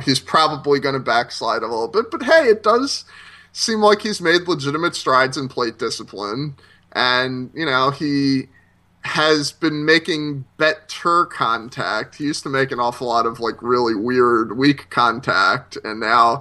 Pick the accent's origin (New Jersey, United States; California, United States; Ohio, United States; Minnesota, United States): New Jersey, United States; I'm from the non-existent central Jersey. I live north of 195, so I'm from North Jersey, really.